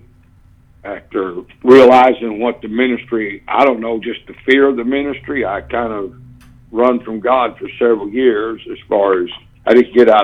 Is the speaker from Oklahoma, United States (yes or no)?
yes; Tulsa, Oklahoma, United States; I grew up in the First Apostolic Church in Tulsa, Oklahoma